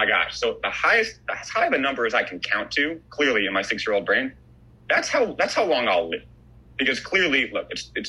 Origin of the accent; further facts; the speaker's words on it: New York City, New York, United States; I grew up in Riverdale, which is kind of like a Jewish neighborhood in the Bronx